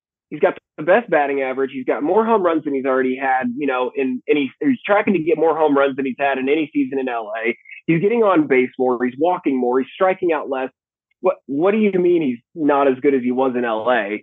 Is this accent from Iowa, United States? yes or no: no; Fort Worth, Texas, United States; now in Colorado, United States; I was born in Fort Worth, Texas